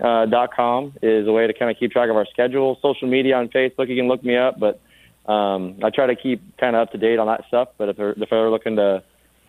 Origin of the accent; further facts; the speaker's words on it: Northern California, United States; moved away as an adult; also born or lived in Wisconsin / Bakersfield; I'm from Northern California